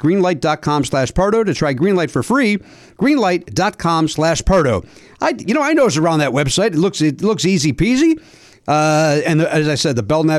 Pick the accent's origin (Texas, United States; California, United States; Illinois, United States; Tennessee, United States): Illinois, United States; Chicago; you and I grew up in Chicagoland